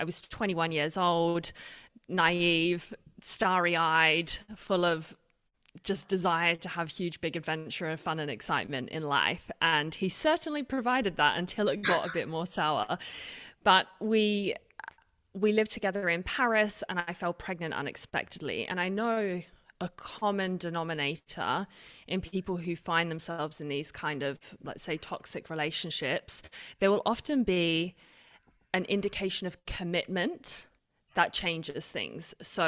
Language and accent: English; Australia; now in Switzerland; I'm Australian British. I don't know if anyone can pick my accent because it's the weirdest mix. No one knows what my accent is. And I live in Switzerland